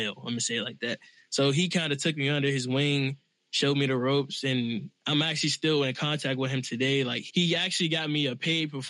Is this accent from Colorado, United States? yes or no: no; Washington, District of Columbia, United States; I'm from Southeast D.C.